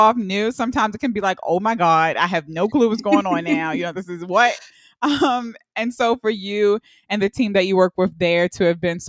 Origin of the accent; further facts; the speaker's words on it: Baltimore, Maryland, United States; I'm from Baltimore in the Baltimore and Baltimore County area.